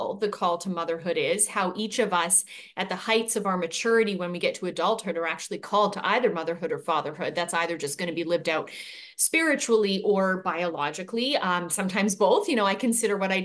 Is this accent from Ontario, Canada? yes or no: no; British Columbia, Canada; moved away as an adult; now in United States; I am born and raised in Canada